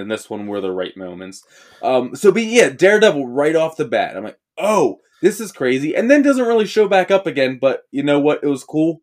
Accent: Johnstown, Pennsylvania, United States; we're from Steve Ditko's hometown

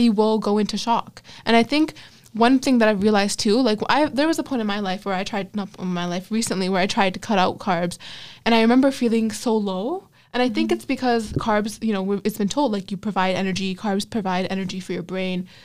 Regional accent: Pakistan

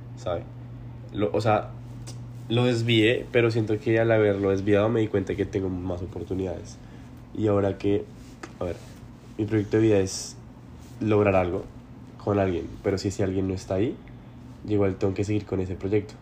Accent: Bogotá, Colombia; moved away; vivir literalmente una típica vida de un bogotano.

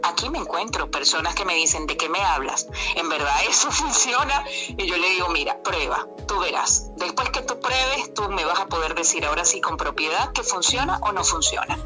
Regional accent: Venezuela; moved away as an adult; now in Gijón, Spain; voy a seguir siendo la venezolana que nació en Venezuela, que ama Venezuela

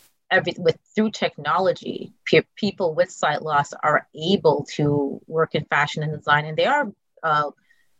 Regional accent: Montreal, Quebec, Canada; moved away; also born or lived in New York City; I was blessed with my mother and my aunt growing up in Montreal

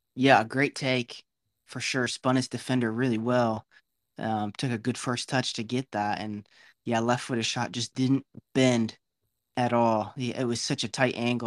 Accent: United States; as an American

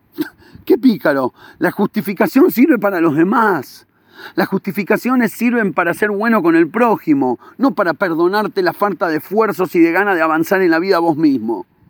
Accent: Buenos Aires, Argentina; now in Israel; en Argentina salía, yo me acuerdo cuando era chiquito, y, iba en Villa Crespo

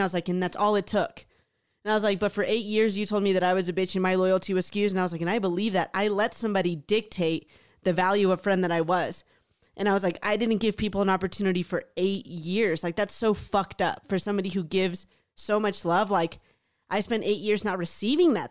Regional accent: Houston, Texas, United States; moved away; a really awesome group of friends growing up in Houston.

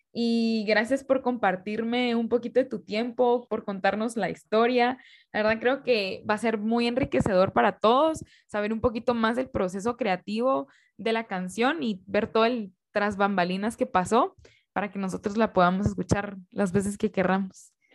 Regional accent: Guatemala; como guatemaltecos

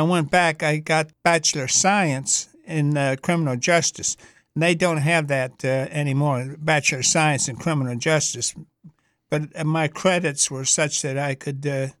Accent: Detroit, Michigan, United States; also born or lived in Canton, Ohio; And I was raised there until I was 14 years old, and then when I was 14, I was up in Detroit, Michigan.

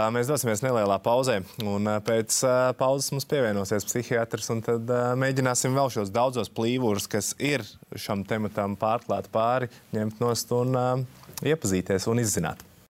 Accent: Talsi, Kurzeme, Latvia; Es esmu uzaugusi Talsos

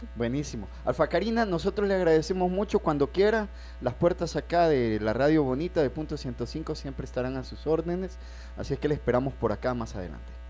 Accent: El Salvador

